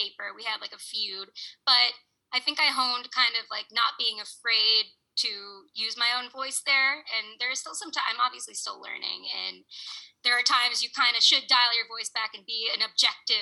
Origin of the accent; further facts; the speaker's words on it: Boston, Massachusetts, United States; moved away as an adult; I grew up in Boston.